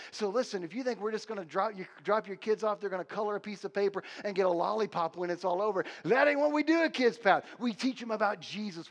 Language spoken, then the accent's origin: English; United States; I'm an American.